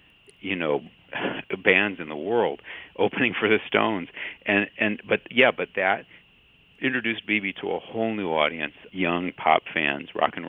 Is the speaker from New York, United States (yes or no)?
no; Chicago, Illinois, United States; moved away; It's always an honor to speak in my hometown on any platform.